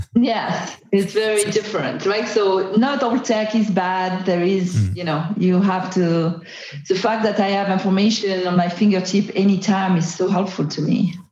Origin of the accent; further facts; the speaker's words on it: Marseille, Provence-Alpes-Côte d'Azur, France; English is a second language; moved away; I'm from Marseille in France